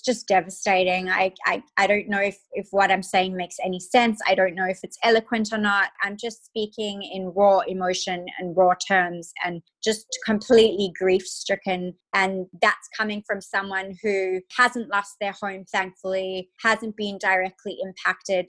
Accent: Perth, Western Australia, Australia; moved away as an adult; also born or lived in Cape Town, South Africa / United States; now in Sydney, Australia; was born in Cape Town, South Africa. I was raised in Perth, Australia, the most isolated city in the world.

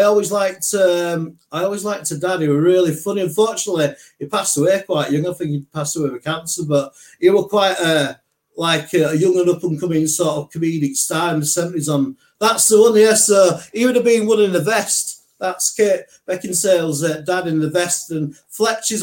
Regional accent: Leeds, Yorkshire and the Humber, United Kingdom; where I grew up in Leeds

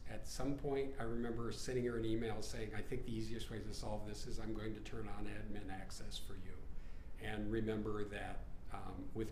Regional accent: Colorado, United States; It's my hometown.

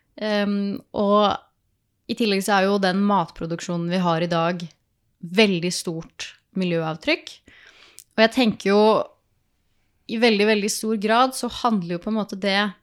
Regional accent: Oslo, Norway; moved away as an adult; also born or lived in Østmarka; now in Dokka, Norway; jeg kommer fra Oslo

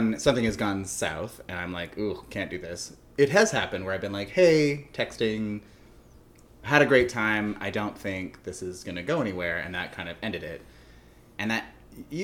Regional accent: Canada; I'm Canadian

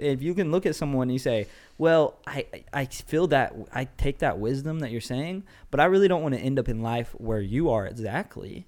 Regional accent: United States; I'm an American

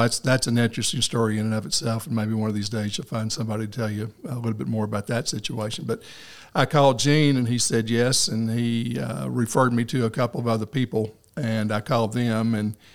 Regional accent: Walnut Ridge, Arkansas, United States; now in Paragould, United States; I grew up in Walnut Ridge, uh, graduated from high school there in 1965

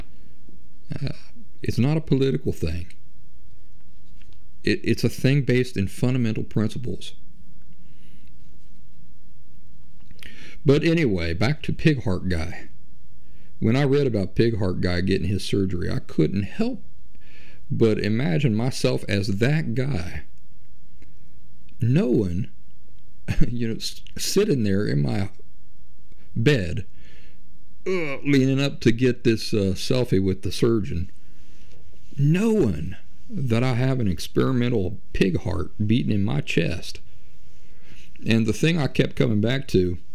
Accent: Kentucky, and southeastern Ohio meet, Appalachian region where West Virginia, United States; moved away; also born or lived in Philadelphia, Pennsylvania; I'm a hillbilly from the Appalachian region where West Virginia, Kentucky, and southeastern Ohio meet, that I lived for over a decade in Philly

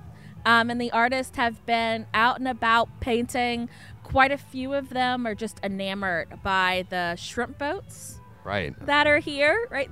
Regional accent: New Iberia, Louisiana, United States; So I, born and raised in New Iberia, left, came back home.

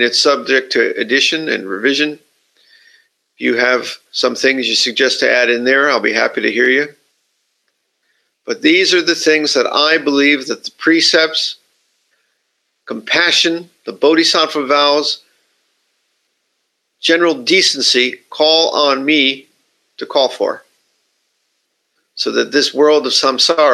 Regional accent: United States; now in Japan; my country, I'm from the United States

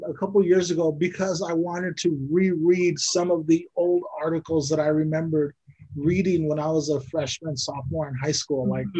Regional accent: Lamont, California, United States; moved away as an adult; now in Sacramento, United States; growing up in Lamont, growing up in Bakersfield

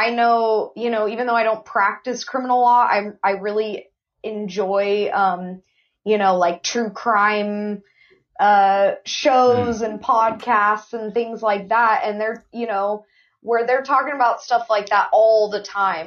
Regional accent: Ventura, California, United States; I'm just a woman who was born and raised in Ventura

